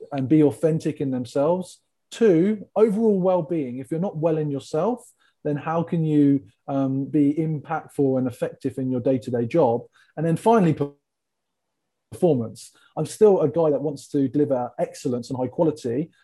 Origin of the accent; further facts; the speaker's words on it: England, United Kingdom; I'm an English tall gentleman from the UK, and the people love my accent